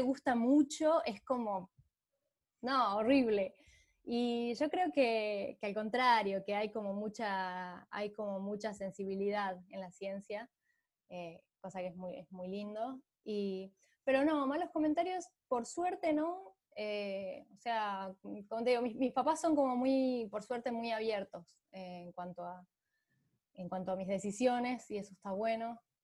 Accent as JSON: {"language": "Spanish", "town": "San Miguel de Tucumán", "region": "Tucumán", "country": "Argentina", "tie": "born or raised there", "said": "nací en Tucumán, en, la, en, la, capital de Tucumán"}